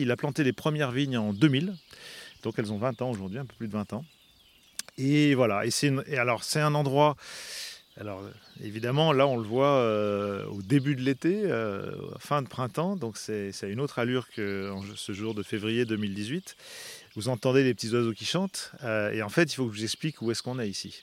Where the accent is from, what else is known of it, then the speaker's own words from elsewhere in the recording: Savoy, Auvergne-Rhône-Alpes, France; je suis savoyard